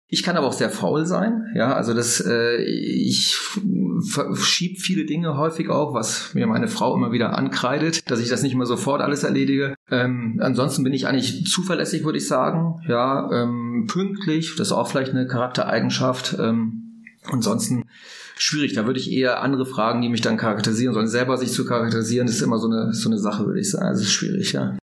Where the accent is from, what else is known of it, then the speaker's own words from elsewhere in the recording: Langen, Lower Saxony, Germany; ich bin in Norddeutschland aufgewachsen, in, bei Bremerhaven in Langen